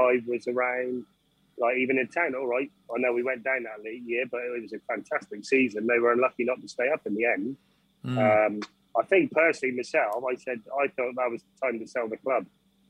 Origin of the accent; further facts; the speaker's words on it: Yeovil, South West England, United Kingdom; We are from Yeovil.